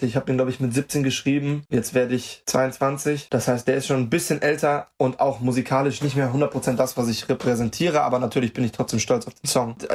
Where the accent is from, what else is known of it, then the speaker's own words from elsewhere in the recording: Germany; Also äh, es ist, ich meine, Deutschland ist meine Heimat und ich werde immer die größte Verbundenheit mit Deutschland haben.